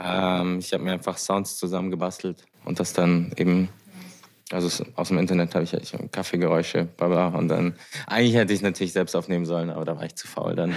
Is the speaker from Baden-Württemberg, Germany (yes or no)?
yes; Heidelberg, Baden-Württemberg, Germany; moved away as an adult; now in Vienna, Austria; ich komme aus Deutschland, aus Heidelberg